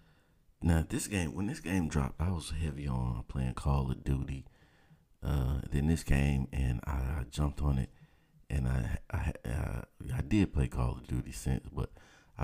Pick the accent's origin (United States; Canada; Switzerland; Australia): United States; the South; I'm from the South, man. That's how we talk. 404